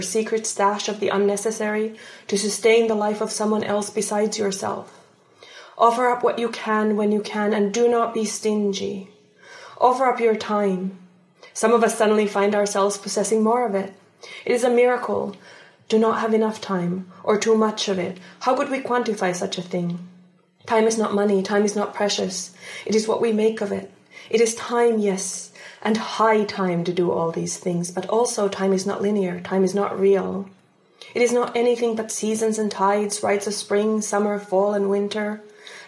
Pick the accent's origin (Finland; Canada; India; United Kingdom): Finland; English is a second language; also born or lived in Palestine (ancestry); now in Washington, United States; I was born and raised in the subarctic taiga and by the subarctic taiga in Finland.